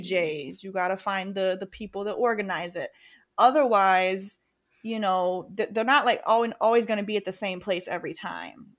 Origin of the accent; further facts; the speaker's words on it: Rochester, New York, United States; moved away as an adult; also born or lived in Oklahoma; now in New York City, United States; I grew up in Rochester, so that was the community I knew